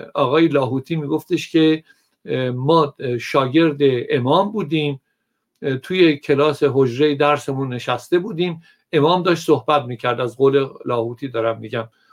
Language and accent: Persian; Iran; من ایرانیم